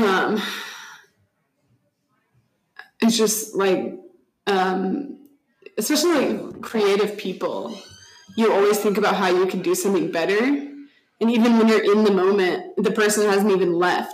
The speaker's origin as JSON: {"language": "English", "region": "Texas", "country": "United States", "said": "I'm from Texas."}